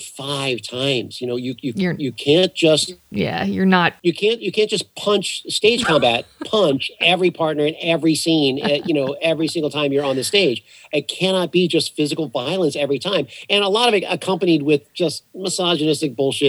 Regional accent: New Orleans, Louisiana, United States; I grew up in New Orleans

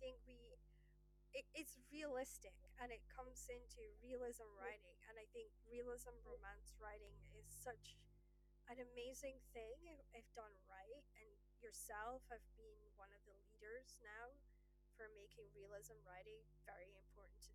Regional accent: Scotland, United Kingdom; I'm Scottish

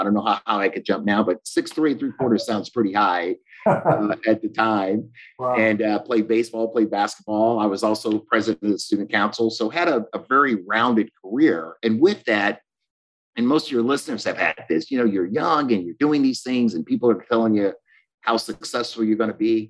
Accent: Florence, Alabama, United States; I'm the youngest of seven. I'm from Florence, Alabama.

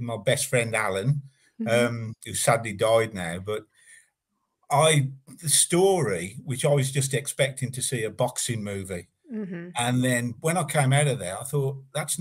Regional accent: Warwick, West Midlands, United Kingdom; I'm from Warwick, which is a Midland town, not very far from Birmingham. And I was actually brought up in the country.

